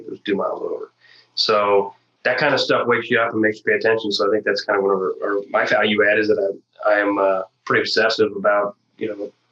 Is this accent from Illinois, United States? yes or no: yes; Illinois, United States; South of Springfield. So Illinois. I'm from Illinois.